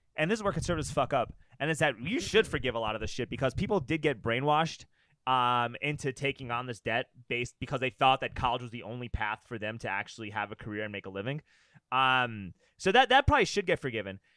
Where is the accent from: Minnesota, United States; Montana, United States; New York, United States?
New York, United States; New York City; moved away as an adult; I grew up in New York City